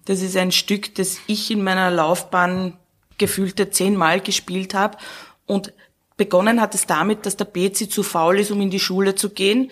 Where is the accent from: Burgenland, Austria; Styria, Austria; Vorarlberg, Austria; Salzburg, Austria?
Burgenland, Austria; moved away as an adult; now in Vienna, Austria; ich komme aus dem Burgenland, da war raus und da war Garten und Grün und Felder